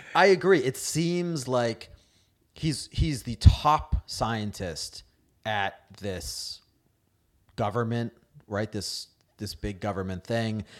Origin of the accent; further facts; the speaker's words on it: New England, United States; moved away; also born or lived in Indiana; growing up in New England.